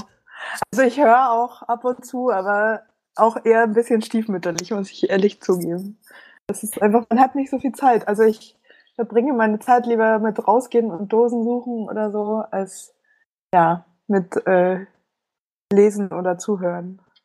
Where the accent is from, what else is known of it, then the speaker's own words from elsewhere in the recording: Munich, Bavaria, Germany; moved away as an adult; now in Berlin, Germany; ich komme ursprünglich aus München und wohne seit